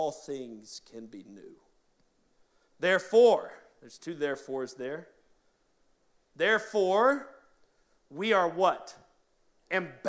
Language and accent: English; New Orleans, Louisiana, United States; moved away as an adult; now in Pittsburgh, United States; I was born in Baptist Hospital, right uptown, in 1981, and so I was born and raised in this city